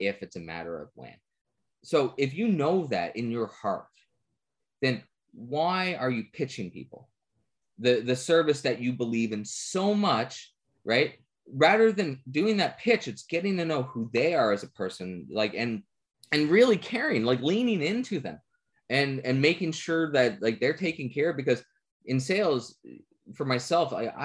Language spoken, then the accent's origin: English; Newfoundland and Labrador, Canada; I'm a Newfoundlander.